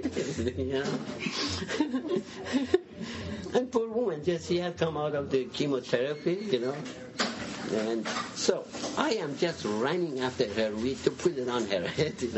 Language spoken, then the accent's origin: English; Iran; also born or lived in Seattle, United States; now in Portland, United States; I was born in 1965 in Iran. I was a fairly major city of 500,000 people. I had never seen coffee before I left Iran